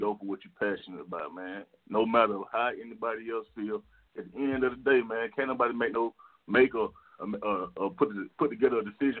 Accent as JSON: {"language": "English", "town": "Decatur", "region": "Georgia", "country": "United States", "tie": "born or raised there", "also_born_or_lived": "Stone Mountain, Georgia / Lithonia, Georgia", "said": "I went to school in Stone Mountain, man. I grew up in Decatur, so I'm from Latonya."}